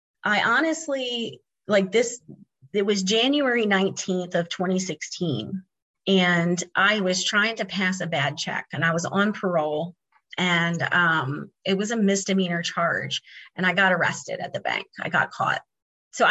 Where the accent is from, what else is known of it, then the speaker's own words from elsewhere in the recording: Maryland, United States; moved away; I was finally able to be back home with my family after 25 years of being gone from my hometown here